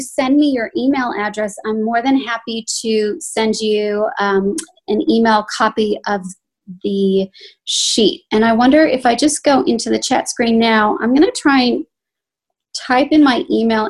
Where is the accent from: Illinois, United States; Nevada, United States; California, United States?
Illinois, United States; Chicago; also born or lived in Los Angeles; now in Sydney, Australia; And I've lived in Sydney for 15 years. I'm originally from Chicago. I spent time, quite a few years, in Los Angeles doing the whole actor thing over there before I moved over here.